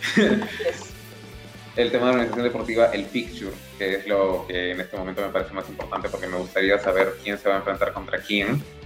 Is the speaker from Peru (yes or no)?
yes; Peru; como peruanos